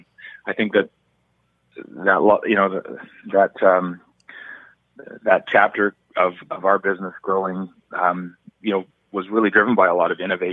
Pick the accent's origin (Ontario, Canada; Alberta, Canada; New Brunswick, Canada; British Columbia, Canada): British Columbia, Canada; Vancouver; I grew up in Vancouver and went to UBC and met my wife there, and have always lived and worked here in Vancouver